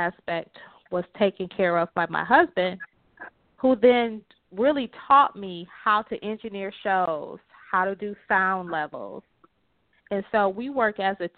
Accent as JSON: {"language": "English", "town": "Detroit", "region": "Michigan", "country": "United States", "tie": "born or raised there", "said": "I was born and raised in Detroit"}